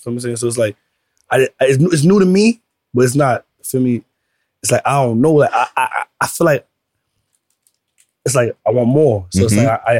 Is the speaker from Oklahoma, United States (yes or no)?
no; New York City, New York, United States; I'm from Brooklyn.